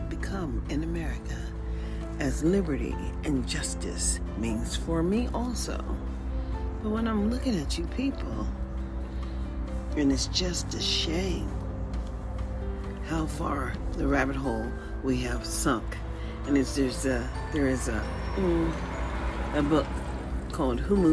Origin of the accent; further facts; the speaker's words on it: United States; as an American